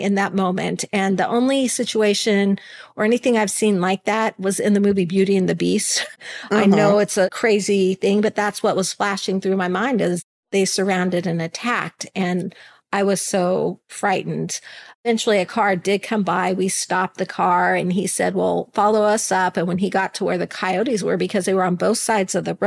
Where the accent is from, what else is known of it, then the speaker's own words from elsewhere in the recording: Alaska, United States; moved away; I'm from Alaska. I live where there are bears and moose and other really big things to be worried about